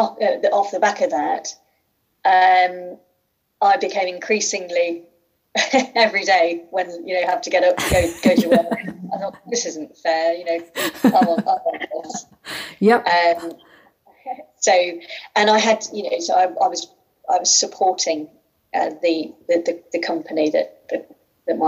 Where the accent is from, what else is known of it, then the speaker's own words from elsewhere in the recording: Midlands, United Kingdom; accent: Midlands; you'll tell by my accent, I'm also from the Midlands